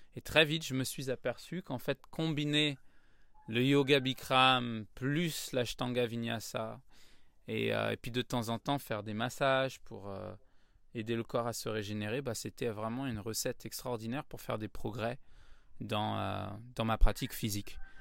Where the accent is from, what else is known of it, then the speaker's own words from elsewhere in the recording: Paris, Île-de-France, France; Ah ouais, je suis né à Paris. je suis un vrai titi parisien. j'ai grandi dans le 9e arrondissement de Paris.